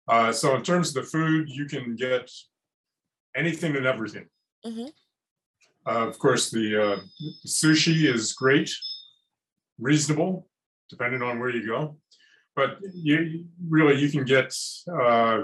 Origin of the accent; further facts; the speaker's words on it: Philadelphia, Pennsylvania, United States; moved away as an adult; also born or lived in Anchorage, Alaska / Shanghai, China; now in Tokyo, Japan; I'm originally from the Philadelphia area. Mm-hmm. I grew up in just outside the city limits.